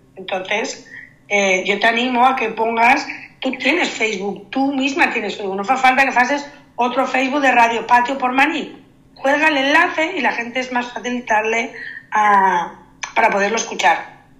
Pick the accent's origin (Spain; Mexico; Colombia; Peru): Spain; Sant Antoni de Portmany, Balearic Islands; los que somos too much somos los de San Antonio